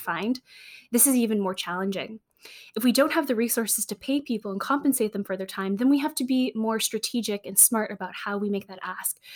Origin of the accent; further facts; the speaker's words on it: San Francisco, California, United States; I grew up in San Francisco